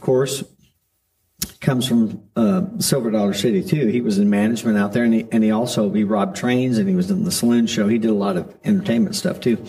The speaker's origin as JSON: {"language": "English", "town": "Kirbyville", "region": "Missouri", "country": "United States", "tie": "born or raised there", "said": "we moved here when I was about nine"}